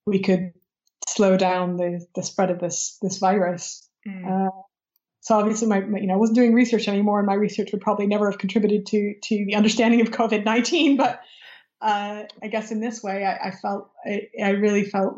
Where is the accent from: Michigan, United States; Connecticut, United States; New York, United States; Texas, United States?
Michigan, United States; moved away; my home state of Michigan